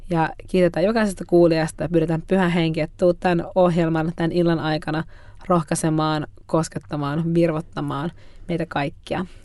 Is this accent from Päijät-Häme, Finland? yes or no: no; Järvenpää, Uusimaa, Finland; mä oon itse asiassa järven päästä. Muutin just omaan asuntoon.